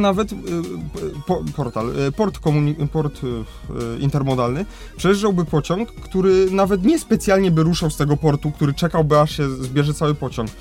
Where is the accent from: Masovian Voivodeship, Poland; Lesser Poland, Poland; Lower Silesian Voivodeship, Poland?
Lesser Poland, Poland; Kraków; u nas w Krakowie